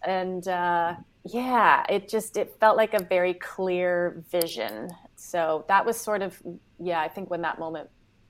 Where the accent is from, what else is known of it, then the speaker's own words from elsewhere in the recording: California, United States; moved away; I grew up in California.